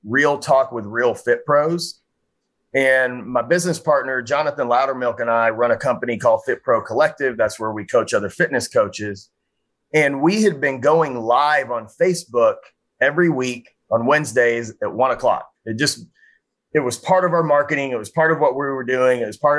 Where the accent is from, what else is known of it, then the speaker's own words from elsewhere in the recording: Frisco, Texas, United States; my hometown of Frisco, Texas